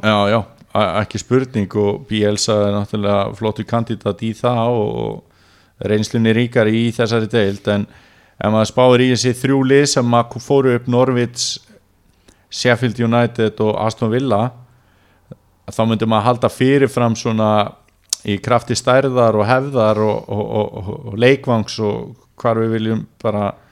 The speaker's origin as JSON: {"language": "Icelandic", "town": "Neskaupstaður", "region": "Eastern Region", "country": "Iceland", "tie": "born or raised there", "moved": "yes", "said": "ég hef verið í heimabænum mínum Neskjöpstað"}